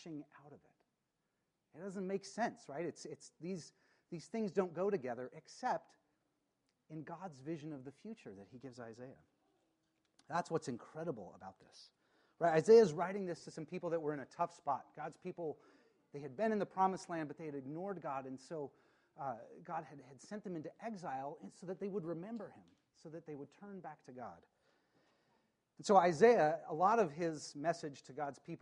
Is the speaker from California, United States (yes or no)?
no; Spokane, Washington, United States; I grew up in Spokane